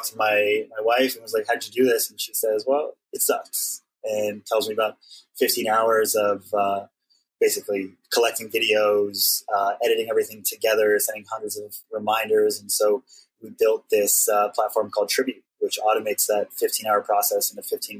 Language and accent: English; Hawaii, United States; now in Brooklyn, United States; when I was growing up in Hawaii as one of the lone Howleys in my school